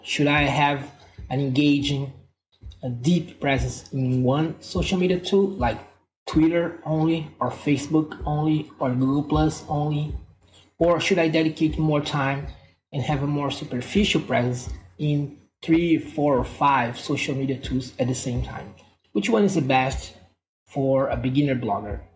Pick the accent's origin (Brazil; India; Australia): Brazil; moved away as an adult; now in Belgium; I'm from Brazil and I currently live in Belgium and an expat here in Belgium